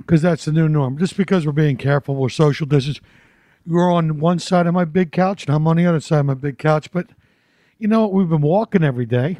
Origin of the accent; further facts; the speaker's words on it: Philadelphia, Pennsylvania, United States; moved away; I'm from Philly, so I love a good cheesesteak